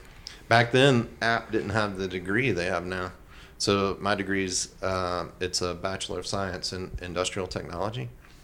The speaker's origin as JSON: {"language": "English", "town": "Aberdeen", "region": "North Carolina", "country": "United States", "tie": "born or raised there", "also_born_or_lived": "Richmond, Virginia / Weaverville, North Carolina", "said": "I grew up in Pinehurst, North Carolina, outside of Pinehurst, in a little town called Aberdeen, in Moore County. And it was basically a farm."}